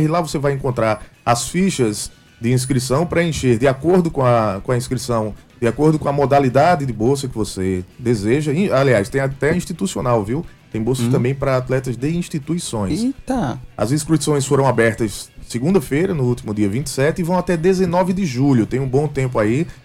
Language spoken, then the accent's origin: Portuguese; Paraíba, Brazil; como bons paraibanos que somos